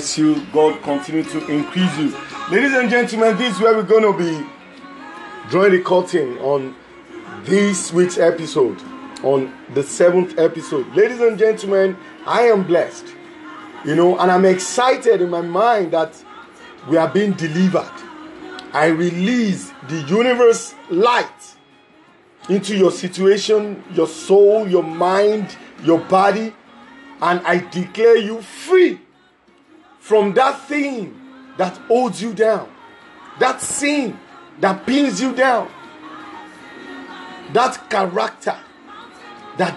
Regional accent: Lagos, Nigeria; from Lagos, West Africa.

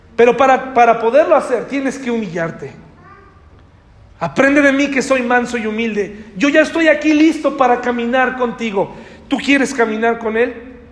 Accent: Candiles, Querétaro, Mexico; Soy de Candiles

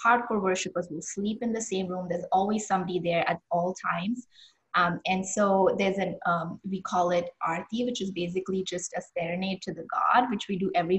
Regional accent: Mumbai, Maharashtra, India; I'm from Bombay, and I grew up just celebrating this festival to its fullest.

